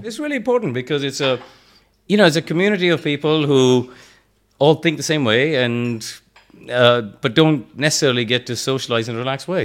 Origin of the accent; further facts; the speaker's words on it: India; moved away as an adult; also born or lived in England; I grew up in India, um, but in a motorsport family